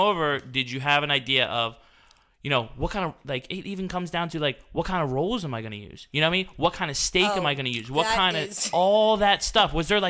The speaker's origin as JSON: {"language": "English", "town": "Franklinville", "region": "New Jersey", "country": "United States", "tie": "born or raised there", "also_born_or_lived": "Glassboro, New Jersey", "said": "I was, you know, raised in Franklinville."}